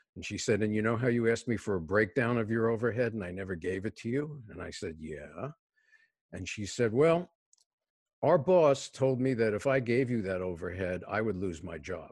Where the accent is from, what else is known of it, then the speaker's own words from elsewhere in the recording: New York City, New York, United States; moved away; I was born and raised in a city housing project in New York City